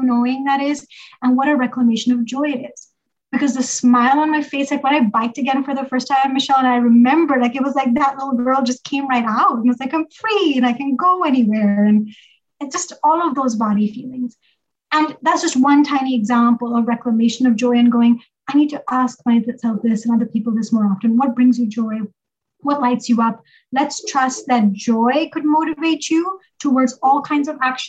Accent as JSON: {"language": "English", "country": "Pakistan", "tie": "born or raised there", "moved": "yes", "lives_now": "United States", "said": "growing up in Pakistan"}